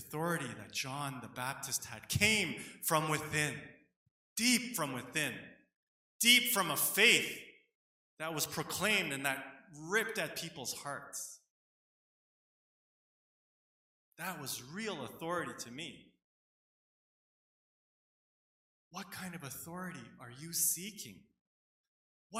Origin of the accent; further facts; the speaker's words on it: Canada; people like myself, second generation Korean Canadians growing up here